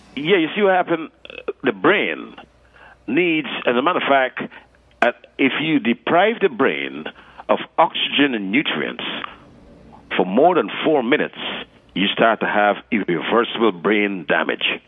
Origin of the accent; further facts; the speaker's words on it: New York City, New York, United States; also born or lived in Guyana; growing up in New York, what it is about in Brooklyn, Flatbush Avenue